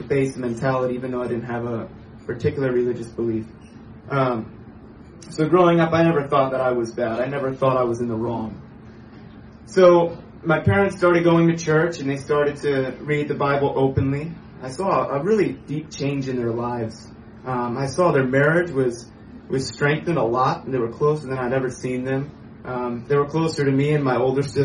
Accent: Pennsylvania, United States; I was born in Pennsylvania, the east side of the United States.

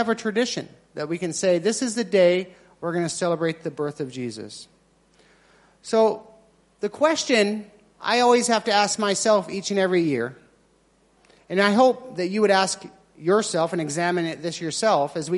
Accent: United States; moved away; I'm American, so we have our traditions

